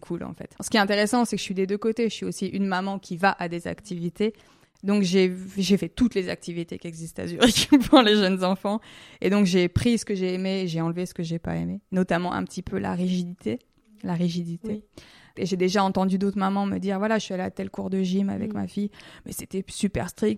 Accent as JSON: {"language": "French", "town": "Lyon", "region": "Auvergne-Rhône-Alpes", "country": "France", "moved": "as an adult", "lives_now": "Switzerland", "said": "je viens de Lyon"}